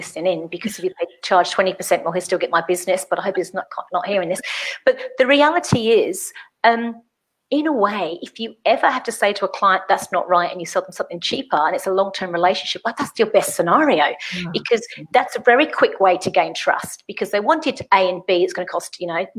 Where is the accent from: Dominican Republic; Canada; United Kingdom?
United Kingdom; England; I'm English